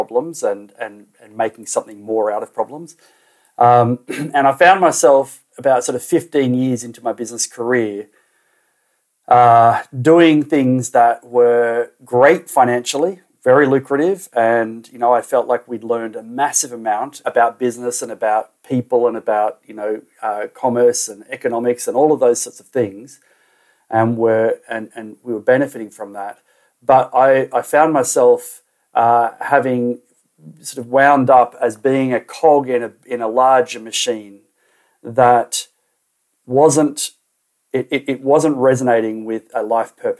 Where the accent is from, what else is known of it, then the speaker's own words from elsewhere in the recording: Australia; moved away as an adult; also born or lived in Waiheke Island, New Zealand; I grew up in Australia